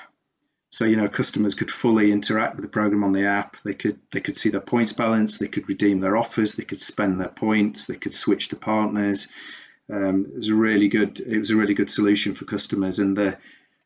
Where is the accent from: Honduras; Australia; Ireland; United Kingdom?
United Kingdom; England; also born or lived in South Africa; being English